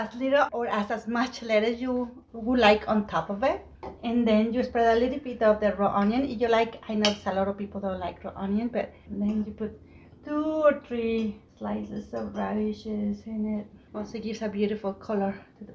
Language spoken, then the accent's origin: English; Mexico; now in United States; I'm an immigrant. I came from Mexico.